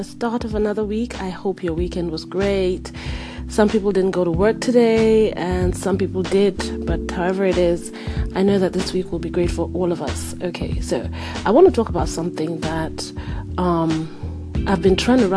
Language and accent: English; Nigeria; now in United States; I'm in America and she is in Nigeria, and I'm Nigerian